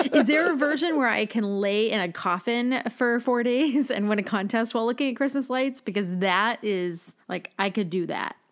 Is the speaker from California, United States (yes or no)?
no; Massachusetts, United States; moved away; growing up in Massachusetts, when I was in high school, our class trip every year was to Six Flags